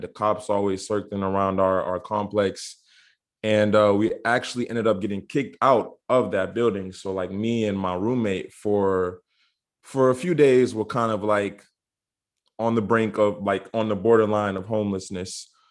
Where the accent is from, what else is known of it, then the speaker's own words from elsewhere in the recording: Orlando, Florida, United States; I am originally from Orlando, Florida, but I am a dual citizen, so I have citizenship here in the U.S. and citizenship in the beautiful island of Barbados